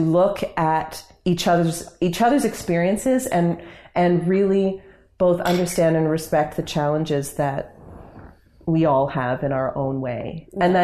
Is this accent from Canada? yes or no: yes; Canada; I love being Canadian, and I'm very proud to be Canadian